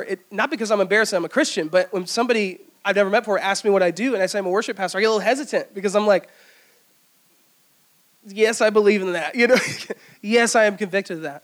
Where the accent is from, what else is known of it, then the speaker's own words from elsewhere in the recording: Greenville, South Carolina, United States; also born or lived in Easley; I grew up here in Greenville